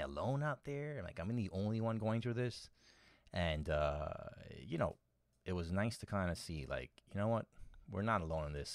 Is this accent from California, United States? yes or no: no; New York City, New York, United States; born and raised in New York City